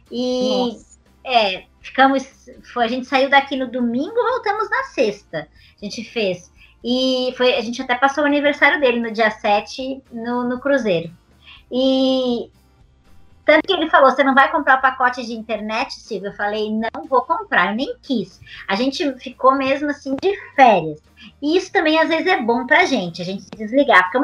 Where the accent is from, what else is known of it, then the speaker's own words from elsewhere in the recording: Balneário Camboriú, Santa Catarina, Brazil; É, eu também sou de Balneário Camboriú.